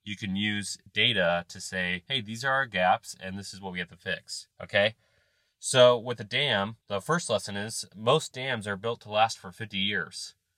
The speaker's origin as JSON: {"language": "English", "region": "Ohio", "country": "United States", "said": "I'm from Ohio"}